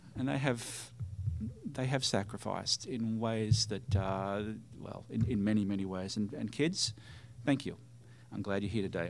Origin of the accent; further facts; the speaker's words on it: Australia; for me as an Australian